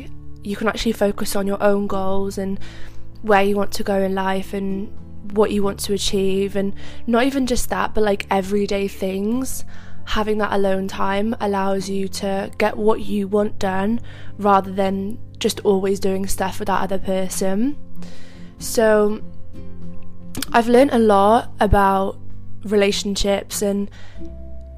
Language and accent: English; Cardiff, Wales, United Kingdom; I'm from Cardiff, but I went to London